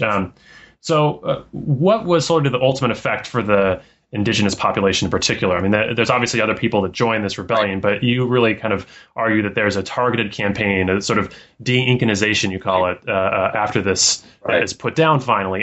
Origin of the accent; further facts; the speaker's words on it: Colorado, United States; growing up in Colorado